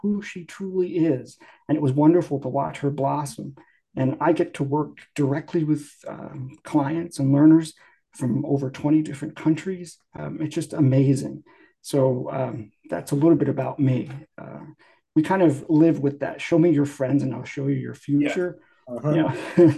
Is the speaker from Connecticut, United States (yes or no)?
yes; Connecticut, United States; moved away as an adult; now in Pacific Northwest, United States; I'm from Connecticut